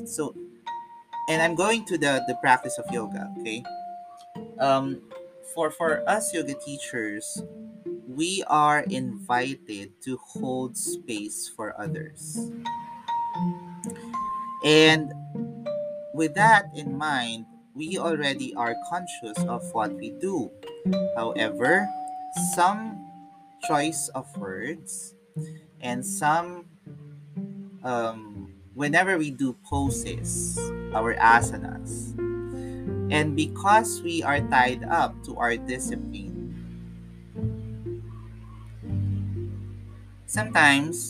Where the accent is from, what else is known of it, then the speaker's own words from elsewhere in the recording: Philippines; I'm a Filipino